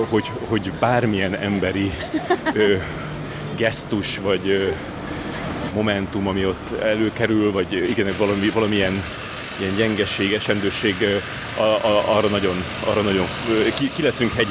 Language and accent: Hungarian; Hungary; nem, magyarok vagyunk, átmegyünk a piroson.